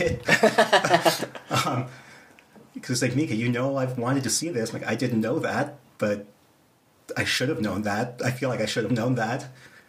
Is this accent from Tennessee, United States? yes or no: no; Wyoming, United States; moved away as an adult; I moved out from Wyoming